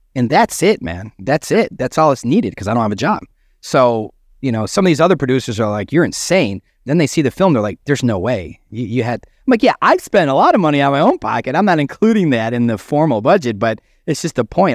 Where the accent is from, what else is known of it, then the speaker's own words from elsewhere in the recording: Chicago, Illinois, United States; I'm from Chicago